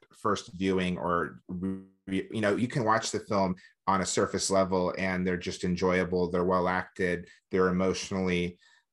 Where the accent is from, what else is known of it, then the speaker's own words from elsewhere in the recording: South Carolina, United States; I'm from South Carolina